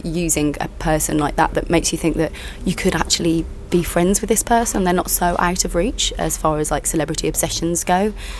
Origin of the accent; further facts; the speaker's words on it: West Midlands, United Kingdom; accent: West Midlands; I'm from the West Midlands, and I sort of, for years, when I left drama school, I was trying to fit into what I thought would help me get work, which is with an RP accent.